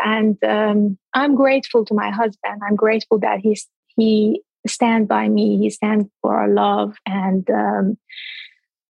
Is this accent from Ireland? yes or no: no; by the Caspian Sea, northern Iran, Iran; moved away as an adult; also born or lived in India / Nepal; my hometown, which is the north part of Iran by the Caspian Sea on the beach